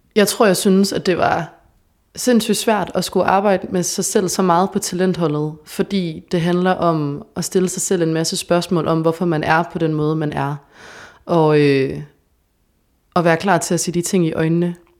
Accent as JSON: {"language": "Danish", "town": "Odense", "region": "Southern Denmark", "country": "Denmark", "tie": "born or raised there", "also_born_or_lived": "Copenhagen", "moved": "as an adult", "lives_now": "Aarhus, Denmark", "said": "jeg kommer fra Odense"}